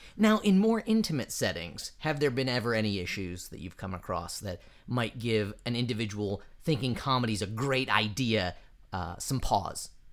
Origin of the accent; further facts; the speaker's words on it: eastern Midwest, United States; I hail from the eastern side of the Midwest